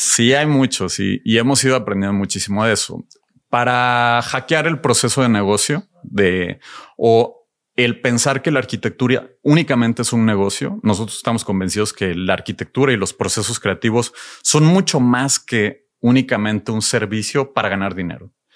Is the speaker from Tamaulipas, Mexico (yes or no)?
yes; Ciudad Victoria, Tamaulipas, Mexico; Creciendo en Ciudad Victoria